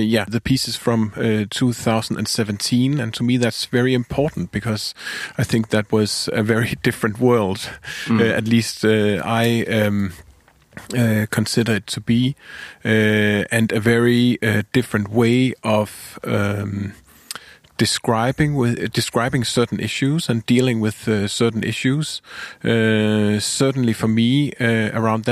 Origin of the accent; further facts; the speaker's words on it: Denmark; I'm a composer from Denmark.